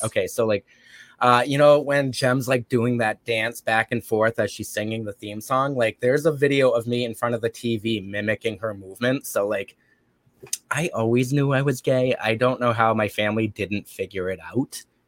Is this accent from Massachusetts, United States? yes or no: yes; Brockton, Massachusetts, United States; So I actually come from a city called Brockton, which is not far from Boston. Um, very violent city. It's still a very violent city, but hey, that's my hood. That's my hometown